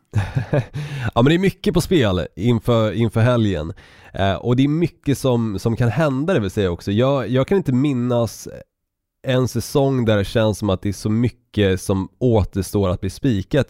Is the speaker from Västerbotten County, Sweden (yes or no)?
no; Stockholm, Stockholm County, Sweden; accent: stockholmska; moved away; also born or lived in Norrland; jag tycker fortfarande att jag ändå har behållit min stockholmska ganska så bra under tiden som jag har bott på olika destinationer